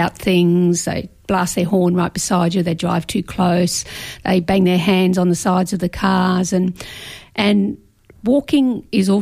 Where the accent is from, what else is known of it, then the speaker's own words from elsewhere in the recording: Victoria, Australia; now in Brisbane, Australia; I grew up in Victoria, and I first started bushwalking on Wilson's Promontory